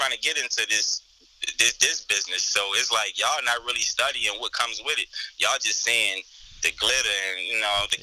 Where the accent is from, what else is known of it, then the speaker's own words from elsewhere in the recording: Baltimore, Maryland, United States; also born or lived in Virginia; I was born and raised in Baltimore, West Side